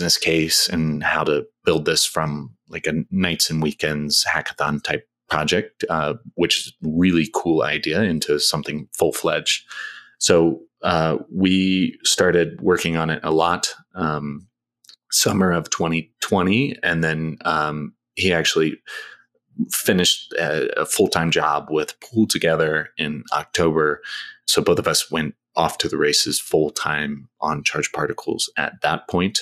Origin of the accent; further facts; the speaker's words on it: United States; moved away as an adult; also born or lived in Thailand; I'm an American, but I spent 10 years outside of the US, so I'm very much a diet American at this point